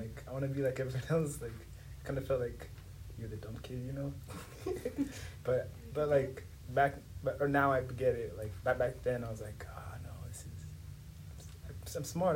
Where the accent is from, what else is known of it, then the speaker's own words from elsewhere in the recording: Dar es Salaam, Tanzania; first language Swahili; English is a second language; moved away as an adult; now in United States; I'm from Dar es Salaam, Tanzania, um, but I've been here in the U.S. for four and a half